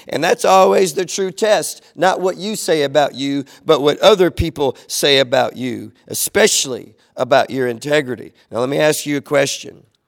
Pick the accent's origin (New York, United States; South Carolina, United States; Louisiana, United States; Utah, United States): Louisiana, United States; DeQuincy; growing up in Southwest Louisiana, growing up in Lake Charles and in these smaller little towns around Lake Charles